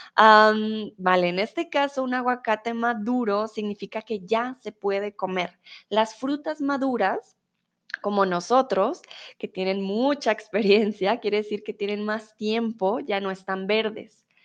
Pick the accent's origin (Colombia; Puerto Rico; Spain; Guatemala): Colombia; Bogotá; yo soy de Bogotá, en Bogotá nos llaman rolos